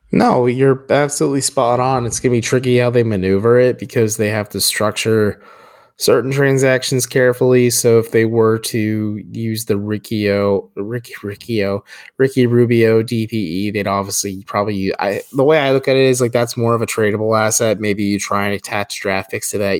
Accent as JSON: {"language": "English", "town": "Wadsworth", "region": "Ohio", "country": "United States", "tie": "born or raised there", "said": "My hometown of the great Wadsworth, Ohio"}